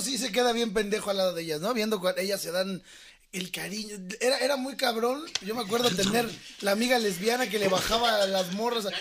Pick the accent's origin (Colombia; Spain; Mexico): Mexico; nosotros mexicanos